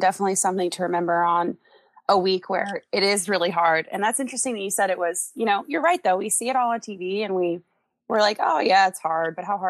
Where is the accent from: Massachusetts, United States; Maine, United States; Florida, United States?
Florida, United States; Orlando; I'm from Orlando, by the way.